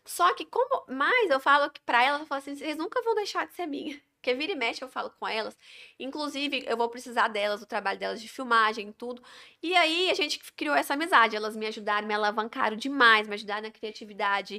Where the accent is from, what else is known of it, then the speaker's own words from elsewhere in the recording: Goiânia, Goiás, Brazil; moved away as an adult; also born or lived in Padre Bernardo; now in Porangatu, Brazil; eu sou de Goiânia